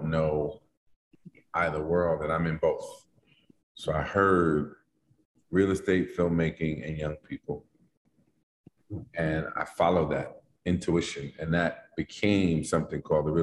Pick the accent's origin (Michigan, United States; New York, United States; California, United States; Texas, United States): New York, United States; New York City; I grew up in Harlem at the time, in the 70s, it wasn't gentrified